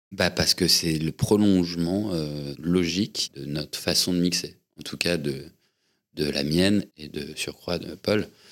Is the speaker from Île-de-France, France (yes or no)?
yes; Paris, Île-de-France, France; je suis né à Paris, il y a 38 ans. Je suis, je suis un enfant parisien